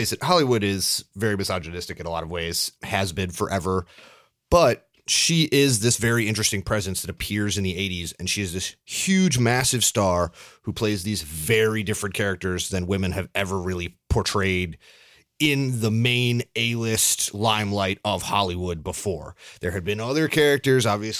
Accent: Canada; I'm Canadian.

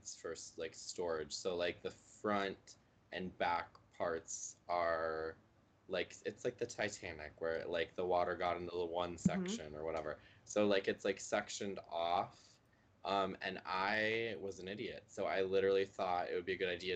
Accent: Cary, Illinois, United States; growing up in Cary

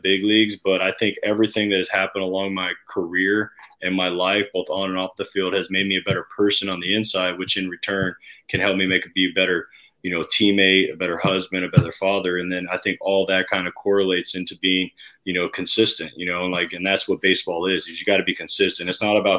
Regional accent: Southern California, United States; moved away; I grew up in Southern California

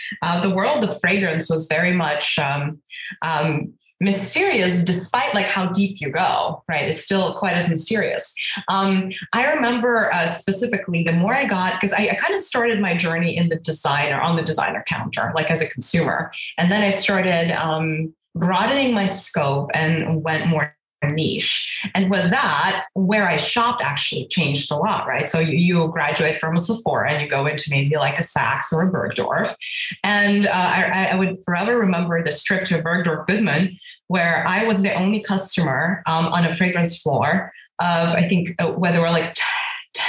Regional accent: Russia; now in United States; I grew up in Russia. So we were, you know, technically born in the Soviet Union.

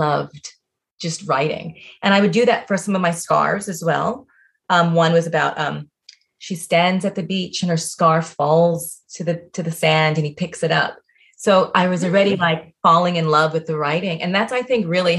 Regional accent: Miami, Florida, United States; also born or lived in New York City; I grew up in Miami

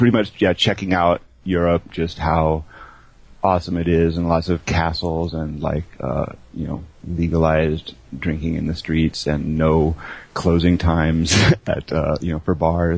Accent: L.A. and San Francisco, California, United States; accent: American; moved away as an adult; also born or lived in Los Angeles; now in Germany; I'm a guy who lives in Germany. I come from America, as you might guess from my accent, from L.A. and San Francisco. I lived in Germany for 9 years

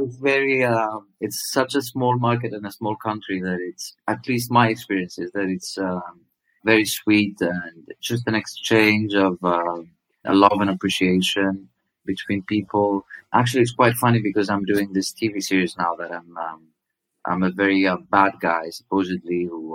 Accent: Greece; i didn't look greek to her

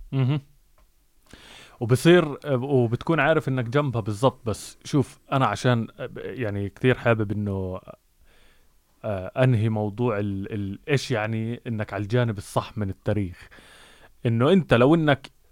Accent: Jerusalem, Palestine; moved away; انا شخصيا مولود مم. في القدس

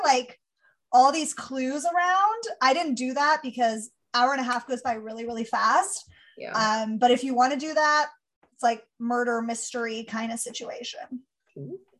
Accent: California, United States; I grew up in California.

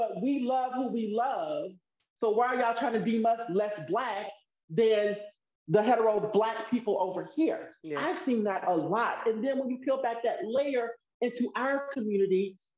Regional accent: Mississippi, United States; now in California, United States; growing up in Mississippi

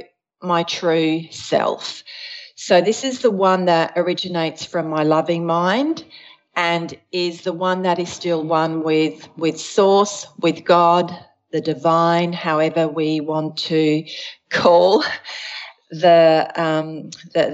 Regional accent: Australia; also born or lived in Switzerland / Adelaide, South Australia; I was born in Switzerland. We immigrated to Australia when I was 6 years old

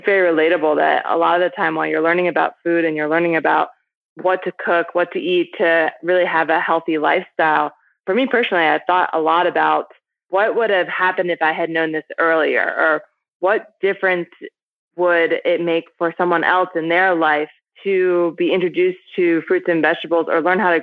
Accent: Baltimore, Maryland, United States; moved away as an adult; also born or lived in Berkeley, California; I grew up on the East Coast in the United States in a city called Baltimore

